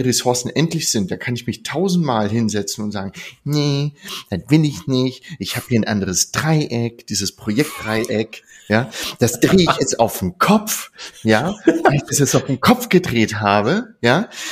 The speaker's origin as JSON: {"language": "German", "region": "Lower Saxony", "country": "Germany", "said": "ich komme aus Niedersachsen"}